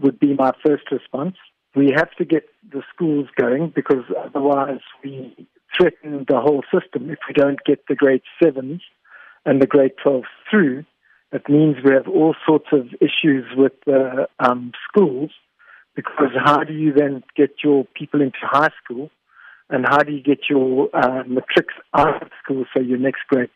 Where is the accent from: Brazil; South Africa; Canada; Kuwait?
South Africa